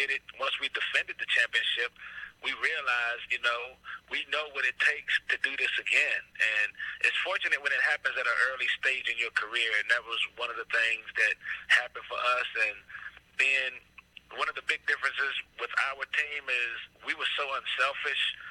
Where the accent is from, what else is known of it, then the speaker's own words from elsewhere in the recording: Virginia, United States; I was from Virginia